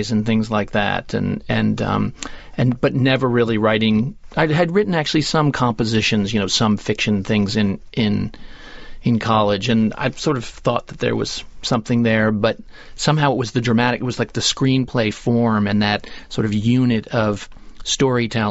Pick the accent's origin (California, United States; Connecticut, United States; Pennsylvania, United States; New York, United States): Connecticut, United States; I grew up in Connecticut.